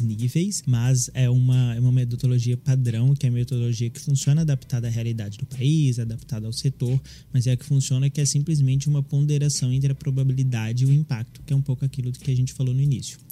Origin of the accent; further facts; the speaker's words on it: Minas Gerais, Brazil; eu sou de Minas Gerais